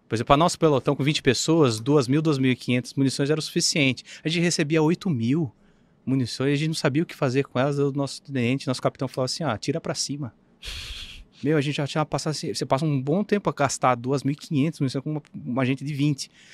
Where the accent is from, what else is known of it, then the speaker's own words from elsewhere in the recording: Sorocaba, São Paulo, Brazil; sou de Sorocaba